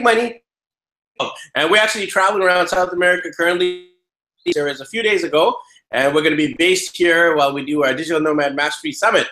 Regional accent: Vancouver, British Columbia, Canada; I'm actually from Vancouver, BC, Canada

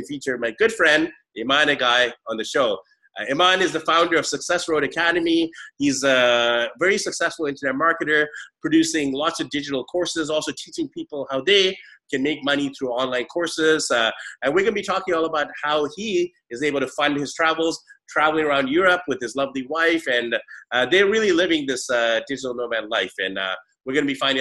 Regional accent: Vancouver, British Columbia, Canada; moved away as an adult; now in Taipei, Taiwan; My background is Indian, you know, but I'm born in Canada. So we're both from Vancouver

